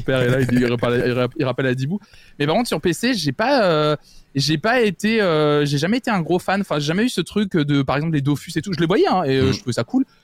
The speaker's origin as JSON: {"language": "French", "town": "Tours", "region": "Centre-Val de Loire", "country": "France", "tie": "born or raised there", "said": "je suis né, j'ai grandi à Tours, dans ma, dans, ma, campagne"}